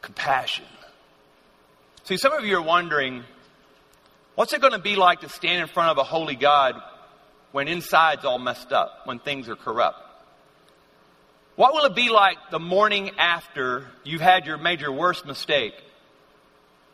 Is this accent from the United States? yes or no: yes; Louisiana, United States; growing up in Louisiana. That's where I'm from.